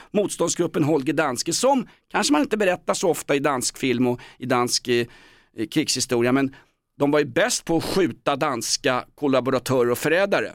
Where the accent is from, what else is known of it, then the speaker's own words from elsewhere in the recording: Aspudden, Stockholm County, Sweden; Jag är från Aspudden